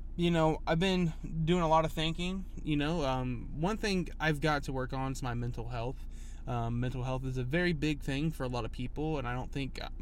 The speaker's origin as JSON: {"language": "English", "town": "Huntsville", "region": "Alabama", "country": "United States", "tie": "born or raised there", "said": "I wasn't born here, but I was raised in Huntsville, but lived here all my life."}